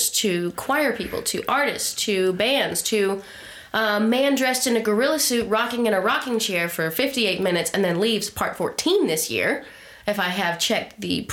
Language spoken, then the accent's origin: English; Texas, United States; moved away; my hometown area mm-hmm. back in Texas